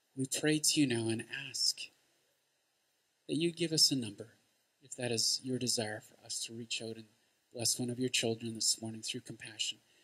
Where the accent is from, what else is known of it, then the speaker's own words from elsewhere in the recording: St. Albert, Alberta, Canada; I'm from St. Albert